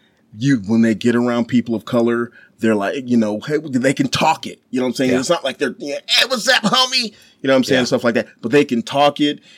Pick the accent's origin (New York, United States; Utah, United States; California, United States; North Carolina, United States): Utah, United States; Ogden; also born or lived in Dorchester, Massachusetts; growing up in Utah